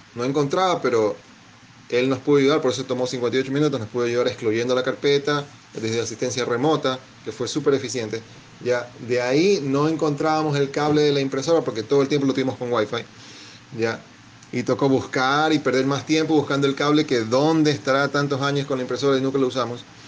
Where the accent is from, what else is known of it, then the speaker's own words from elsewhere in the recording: Guayaquil, Guayas, Ecuador; soy de Guayaquil, Ecuador